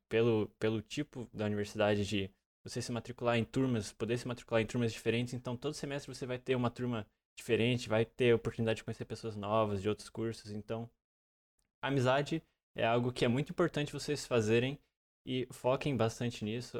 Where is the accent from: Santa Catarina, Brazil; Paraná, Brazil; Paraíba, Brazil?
Santa Catarina, Brazil; interior of; moved away as an adult; now in Joinville, Brazil; eu vim de uma cidade, é, não como Floripa, mas uma cidade bem menor no interior do estado